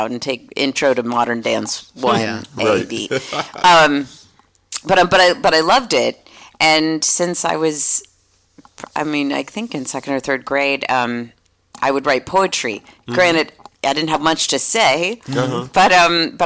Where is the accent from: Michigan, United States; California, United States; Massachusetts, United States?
Massachusetts, United States; Lincoln; moved away as an adult; also born or lived in St. Louis, Missouri / Jamaica Plain, Boston; now in San Francisco, United States; I grew up in Lincoln, Massachusetts, a small town outside of Boston.